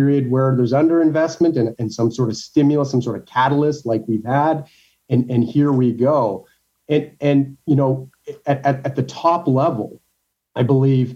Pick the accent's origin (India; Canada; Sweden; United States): Canada; I'm a Canadian